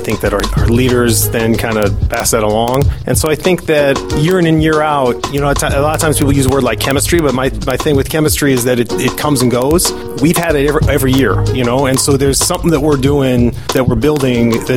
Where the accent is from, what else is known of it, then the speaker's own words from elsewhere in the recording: Seattle, Washington, United States; now in Chicago, United States; I'm from Seattle, so I was at Mercer Island High School